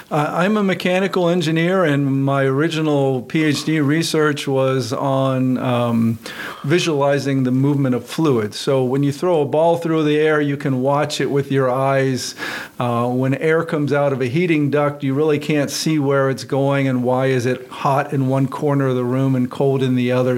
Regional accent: Western Pennsylvania, United States; moved away as an adult; also born or lived in California; I grew up in Western Pennsylvania

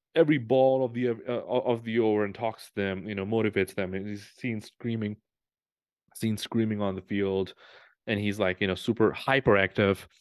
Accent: Pakistan; moved away; I was born in Pakistan

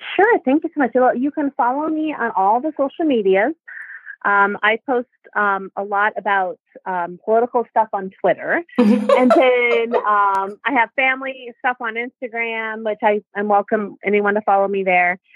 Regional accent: Pawnee Nation of Oklahoma, United States; my tribe, I'm from the Pawnee Nation of Oklahoma

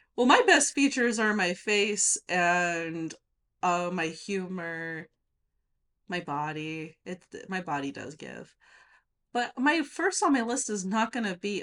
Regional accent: Nevada, United States; I grew up in Nevada

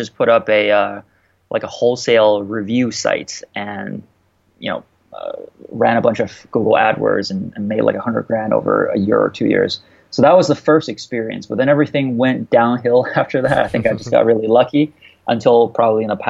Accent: Canada; I went to school in Canada. I'm Canadian

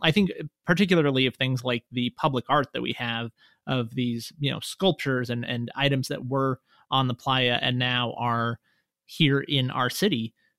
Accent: Reno, Nevada, United States; also born or lived in Las Vegas; I lived in Reno, I grew up here in Reno, and then I moved to Las Vegas when I went to college

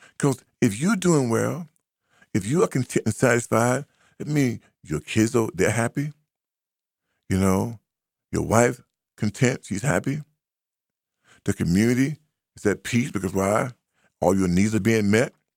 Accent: United States; also born or lived in Boston, Massachusetts; we are American

